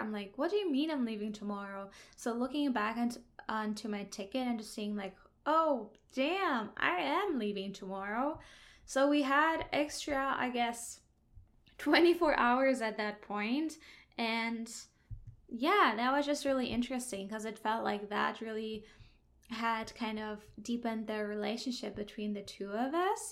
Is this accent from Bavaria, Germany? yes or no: no; Hamburg, Germany; moved away as an adult; now in Vancouver Island, Canada; I'm originally from Germany, Hamburg, that's northern Germany.